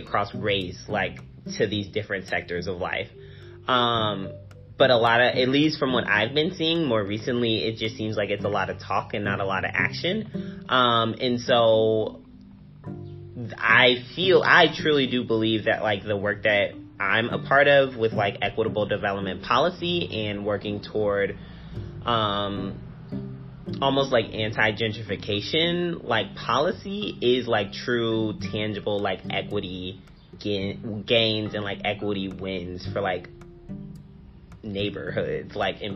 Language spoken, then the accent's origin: English; Springfield, Illinois, United States; moved away as an adult; now in Cincinnati, United States; I'm originally from Springfield, Illinois